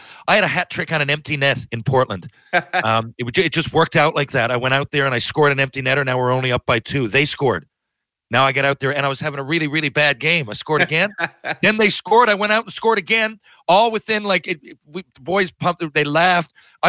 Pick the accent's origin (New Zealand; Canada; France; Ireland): Canada; just as a Canadian fan, just as a basketball fan